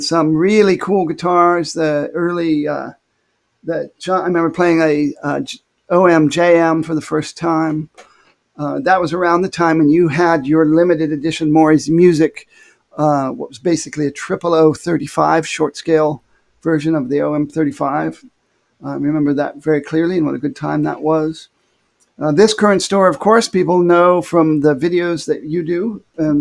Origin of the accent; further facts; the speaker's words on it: Findlay, Ohio, United States; I was actually born in a community called Findlay, Ohio, F-I-N-D-L-A-Y